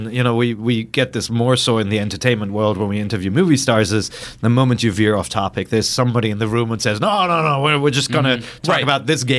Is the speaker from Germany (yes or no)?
yes; Germany; moved away; I'm from Germany.